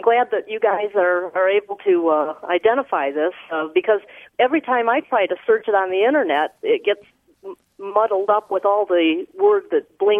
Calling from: Carmel, Indiana, United States; I'm calling from Carmel, Indiana.

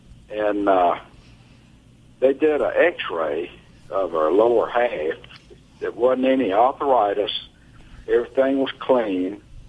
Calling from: Iuka, Mississippi, United States; Iuka, Mississippi.

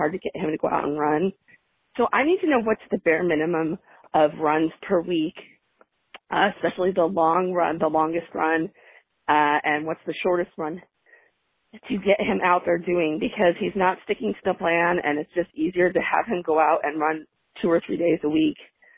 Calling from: Orange County, California, United States; from Orange County, California.

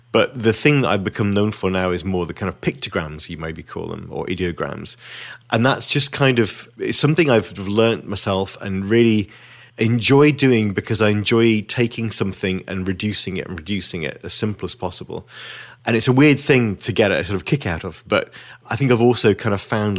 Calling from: Witney, South East England, United Kingdom; So I'm speaking from Witney in Oxfordshire.

